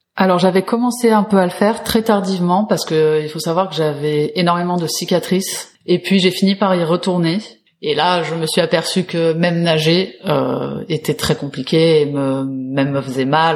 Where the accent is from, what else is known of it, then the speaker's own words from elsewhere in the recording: Paris, Île-de-France, France; je suis parisienne